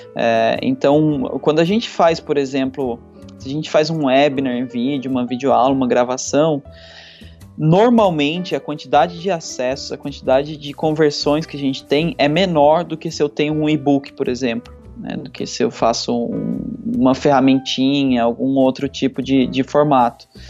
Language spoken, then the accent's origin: Portuguese; Aparecida, São Paulo, Brazil; moved away as an adult; also born or lived in Florianópolis; eu sou do interior de São Paulo, né? Minha, minha, sou de uma cidade que vive basicamente em função do comércio, que é Aparecida do Norte, então é, fui, fui, criado lá